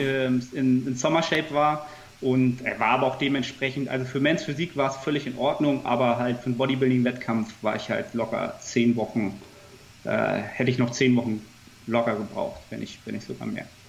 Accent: Hamburg, Germany; ansonsten bin ich ähm, Hamburger Jung. man sagt hier so mal, ich habe Hamburg im Herzen

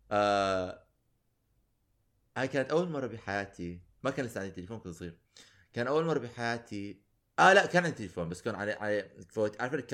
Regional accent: Iraq; فأنا كان في أنا لأنه أنا عراقي ولأنه أنا كبرت ب ب بالحصار

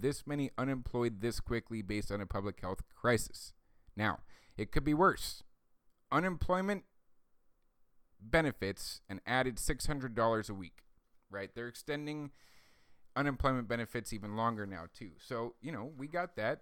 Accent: United States; as American citizens

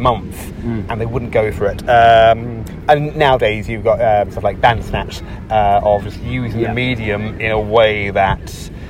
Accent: England, United Kingdom; But you can tell my accent. I'm from England.

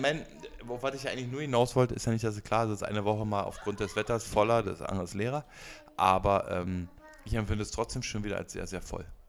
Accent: Berlin, Germany; als Berliner

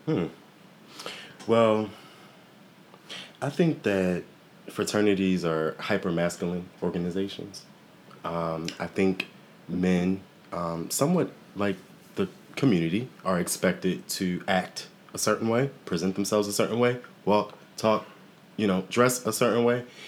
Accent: Waldorf, Maryland, United States; I'm actually born and raised in Waldorf

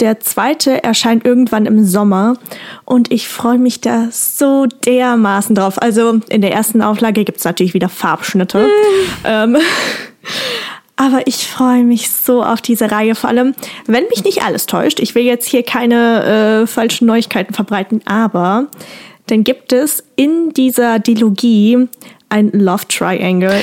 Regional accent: Rhineland, Germany; bei uns im Rheinland

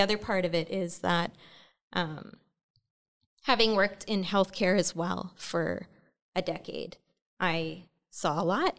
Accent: Lytton First Nation, interior of British Columbia, Canada; moved away; I'm from the Inuktitmuk Nation, uh, from Kamshin, uh, from Lytton First

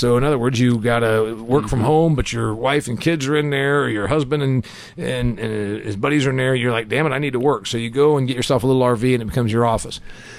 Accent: Indiana, United States; my home state of Indiana

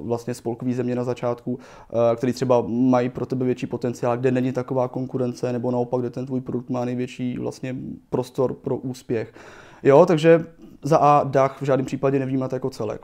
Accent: Czechia; my jako Češi

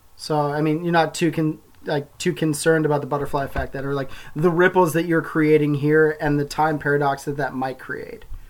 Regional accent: Calgary, Alberta, Canada; I grew up in Calgary, a community that may or may not exist in the future

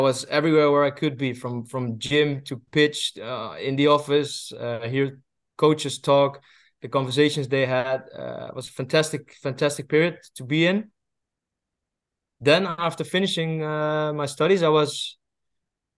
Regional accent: Netherlands; also born or lived in Belgium; I moved abroad to Belgium because I'm from Holland

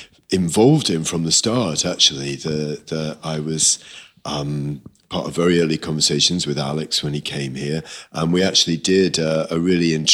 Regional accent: Liverpool, North West England, United Kingdom; moved away as an adult; also born or lived in New York; now in Manchester, United Kingdom; I grew up in Liverpool, so actually, you can still hear it in there.

